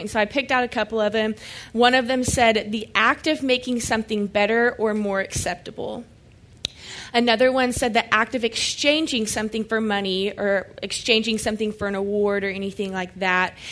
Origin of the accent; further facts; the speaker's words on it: Oklahoma, United States; now in Dallas, United States; And I'm from Oklahoma, so it's a little bit different of a culture, small town Oklahoma, like a thousand people.